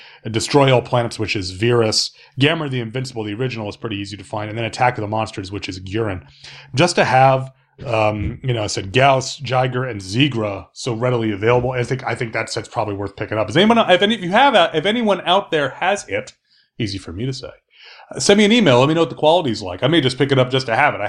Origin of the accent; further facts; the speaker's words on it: South Carolina, United States; I'm from South Carolina